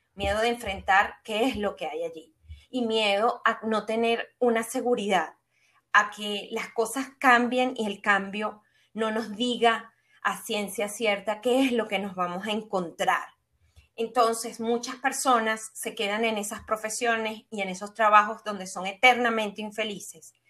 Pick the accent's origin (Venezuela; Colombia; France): Venezuela; soy venezolana y no con el fin de etiquetarme bajo un, calificativo, sino para que las personas puedan entender un poco lo que fue mi epigenética, la forma como yo me desarrollé en un país de Sudamérica, caribeño